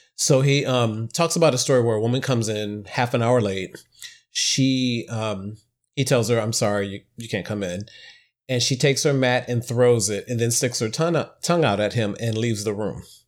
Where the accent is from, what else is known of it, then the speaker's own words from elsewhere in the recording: Midwest, United States; now in New York City, United States; I'm a Midwesterner